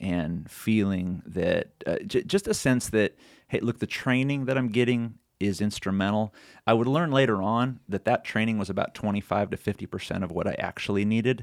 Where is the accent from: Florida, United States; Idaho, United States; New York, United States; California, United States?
California, United States; Sonoma County; also born or lived in Sacramento, California; now in Tennessee, United States; born in Sacramento and then raised in Sonoma County, which is right near Napa in the wine country up there